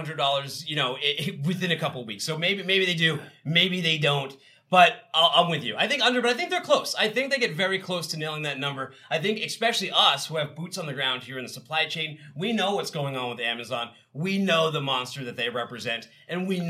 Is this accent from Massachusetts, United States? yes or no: yes; Boston, Massachusetts, United States; moved away; also born or lived in the South (Chattanooga area); I'm from Boston